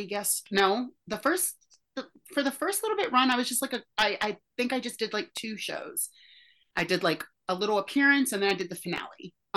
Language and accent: English; Deep South, United States; now in New York City, United States; I grew up in the Deep South